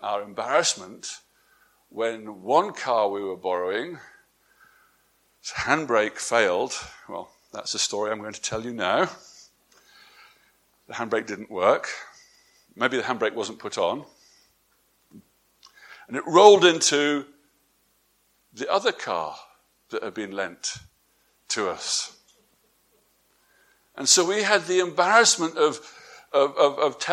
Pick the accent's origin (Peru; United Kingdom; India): United Kingdom; England; moved away; my wife and I, we're from England